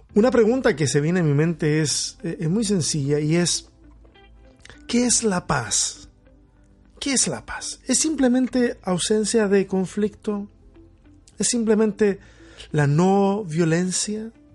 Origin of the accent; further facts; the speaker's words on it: Chile; soy chileno